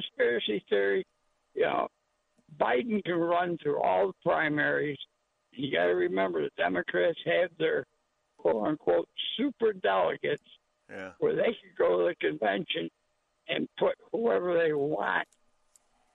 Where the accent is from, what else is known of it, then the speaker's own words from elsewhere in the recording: Newark, New Jersey, United States; I was born in New Jersey, Newark